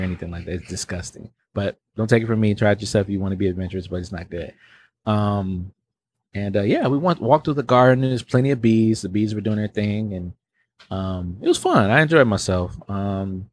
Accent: Milwaukee, Wisconsin, United States

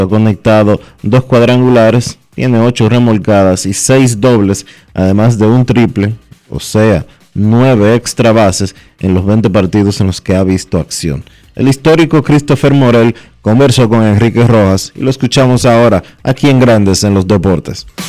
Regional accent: Dominican Republic; nosotros como dominicanos

